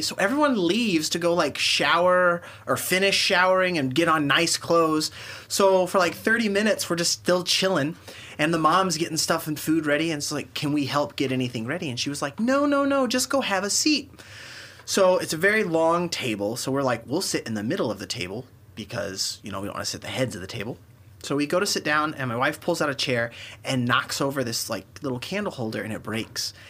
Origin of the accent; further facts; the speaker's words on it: Kansas City, Missouri, United States; we're from Kansas City